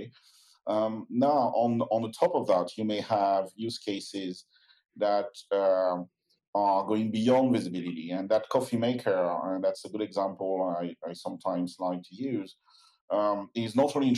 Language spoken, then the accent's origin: English; France; accent: French; I'm keeping my French accent